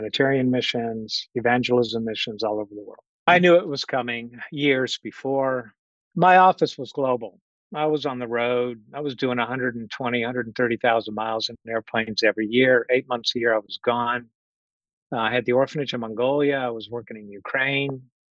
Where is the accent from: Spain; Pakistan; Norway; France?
France; Orléans, Centre-Val de Loire; moved away; I'm originally from Orléans, France, south of Paris. Came to this country permanently in 1988.